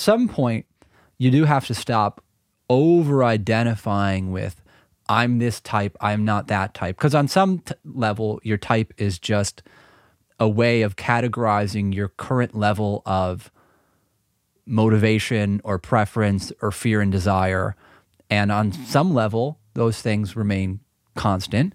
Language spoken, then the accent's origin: English; Milwaukee, Wisconsin, United States; we're from Milwaukee